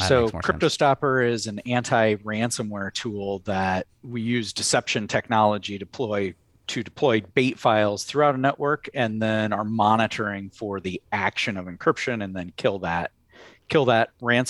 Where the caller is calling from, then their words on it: Iowa, United States; So I am just north of Iowa City, Iowa.